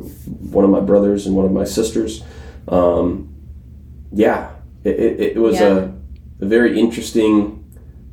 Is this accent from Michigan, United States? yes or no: yes; Flint, Michigan, United States; also born or lived in Chicago, Illinois; grew up most of my life in Flint, and not suburbs, like legit Flint.